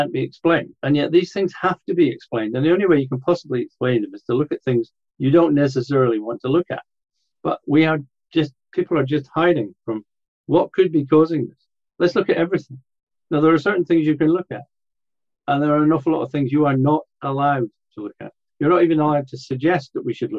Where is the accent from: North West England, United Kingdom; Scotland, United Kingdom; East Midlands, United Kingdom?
Scotland, United Kingdom; I lived in Scotland. I was brought up in Scotland.